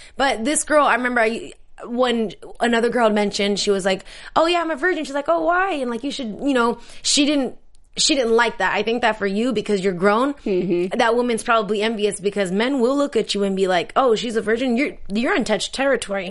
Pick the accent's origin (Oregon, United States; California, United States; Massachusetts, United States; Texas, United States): California, United States; San Diego; I'm from San Diego